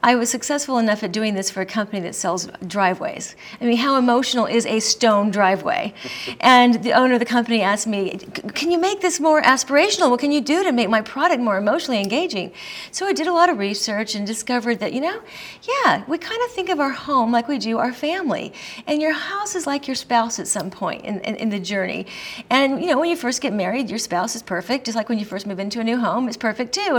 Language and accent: English; Colorado, United States; I'm from Colorado, where we legalized pot before anybody else did.